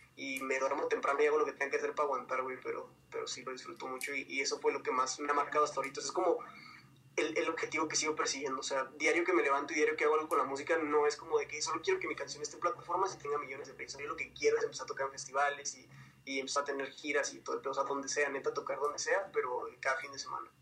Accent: Ciudad Juárez, Chihuahua, Mexico; moved away as an adult; now in Mexico City, Mexico; soy de Ciudad Juárez, entonces realmente la mitad de mi vida la crecí allá

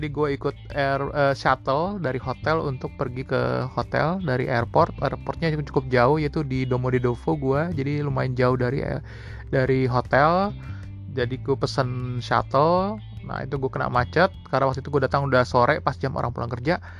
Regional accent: Jakarta, Indonesia; nah mungkin ini related juga dengan kita orang Jakarta kita sering banget bawa bilang wah Jakarta macet Jakarta macet gitu

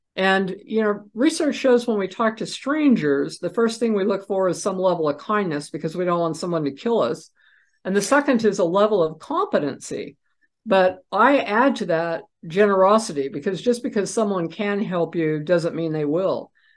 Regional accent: Idaho, United States; idaho plates which is where i was raised after my dad retired from the military

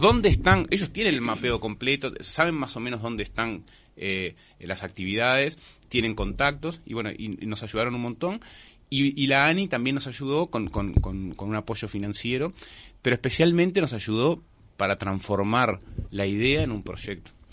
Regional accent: Montevideo, Uruguay; como montevideanos

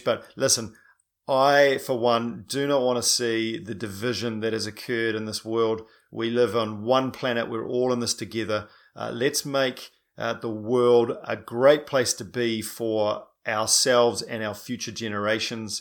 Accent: New Zealand; I'm a paraplegic from New Zealand

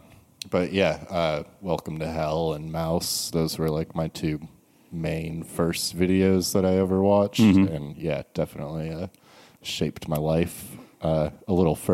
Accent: Massachusetts, United States; born there; I was born in Massachusetts, so...

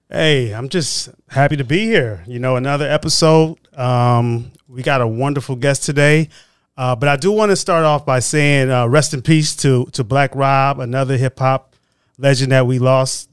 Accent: Oakland, California, United States; I grew up in the Bay Area. I grew up in Oakland, California

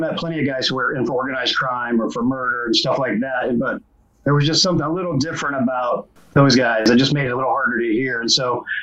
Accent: Indianapolis, Indiana, United States; I grew up in Indianapolis

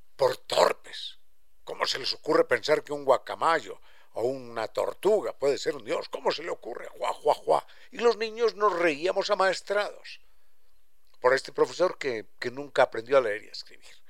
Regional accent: Quito, Pichincha, Ecuador

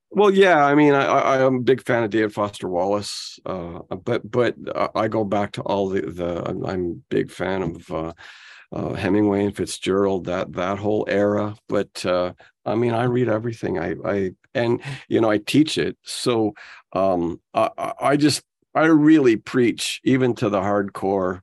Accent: Ottawa, Ontario, Canada; growing up in Ottawa was different than growing up in Toronto.

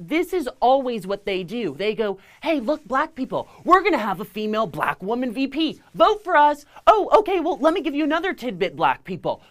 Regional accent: Los Angeles, California, United States; I'm from Los Angeles, California

